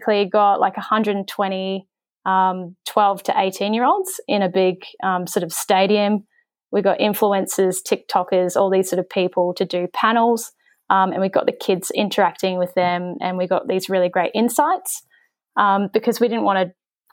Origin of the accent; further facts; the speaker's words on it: New Zealand; I grew up in New Zealand